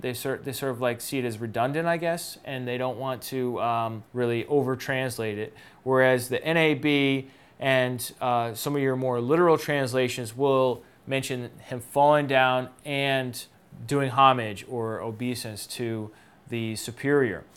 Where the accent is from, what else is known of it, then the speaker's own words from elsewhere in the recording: United States; for me as an American in the twenty-first century